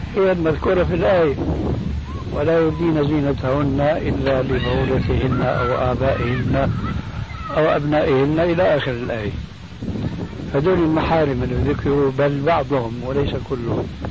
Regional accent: Syria; عندنا في الشام

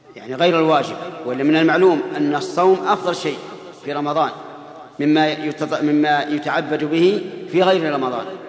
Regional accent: Saudi Arabia; بلادنا السعودية

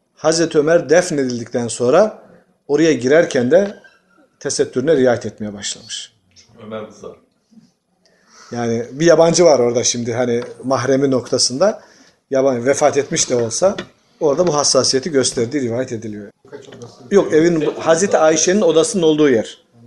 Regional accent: Tokat, Turkey; Tokat'ta iki tenekeye bir urukluğa diyoruz.

